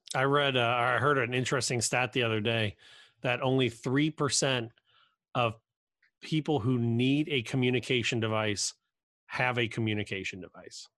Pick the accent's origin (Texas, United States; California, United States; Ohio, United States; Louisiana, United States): Ohio, United States; Cincinnati; I grew up in Cincinnati